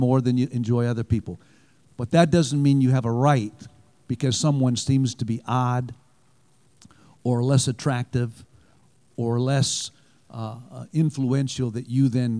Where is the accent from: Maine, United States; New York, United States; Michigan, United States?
Michigan, United States; moved away; also born or lived in Alabama; I'm from Michigan